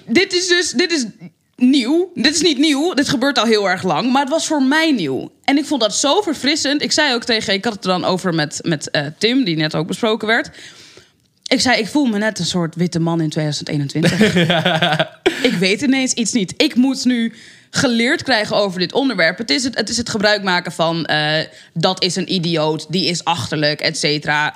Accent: Amsterdam, North Holland, Netherlands; En ik ben opgegroeid in de Belmer.

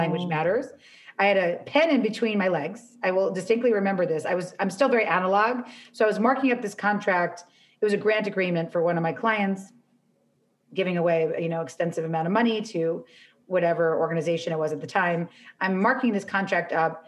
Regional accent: New York, United States; now in Los Angeles, United States; I'm from New York

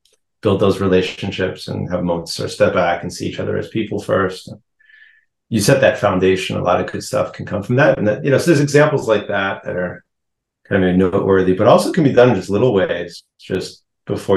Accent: Cambridge, Massachusetts, United States; moved away as an adult; also born or lived in Maine / Israel; now in New York City, United States; I grew up in Cambridge, Mass.

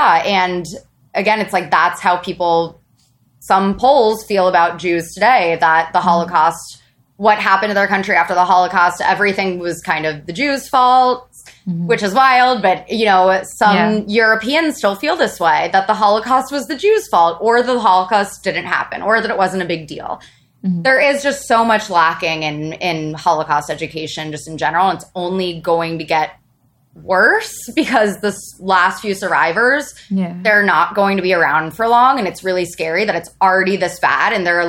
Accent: Midwest, United States; And also, I grew up in a conservative, I'm from the Midwest.

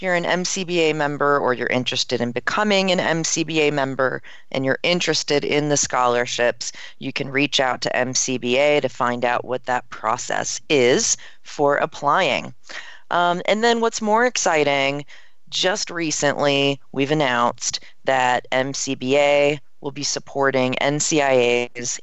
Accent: Maryland, United States; I'm from Maryland

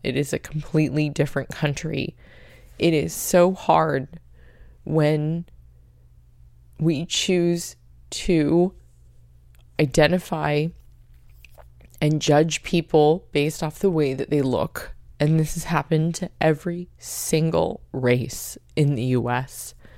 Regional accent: United States; I'm half Japanese, half Polish American, and at that, I'm American.

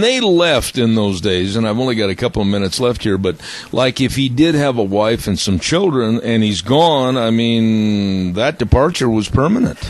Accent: Midwest, United States; moved away; where I was born and raised back in the Midwest

